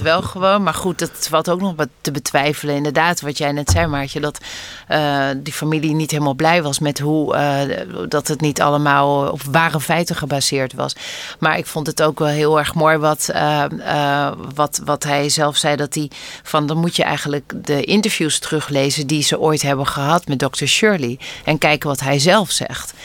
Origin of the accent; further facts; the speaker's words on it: Netherlands; geboren en getogen zijn in Nederland en ouders hebben die van elders komen